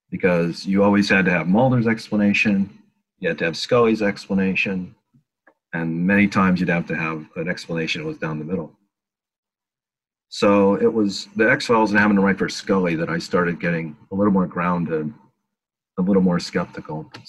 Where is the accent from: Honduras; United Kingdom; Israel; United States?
United States; Manlius, New York; I grew up in Syracuse, New York, which is upstate New York. I, I grew up in Manlius. Oh, okay. Well, I was there till I was 15.